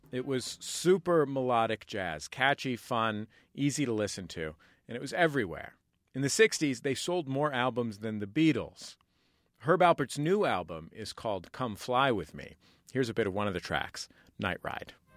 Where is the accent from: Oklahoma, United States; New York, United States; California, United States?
California, United States; I'm from, I'm from California. I'm not from Vermont.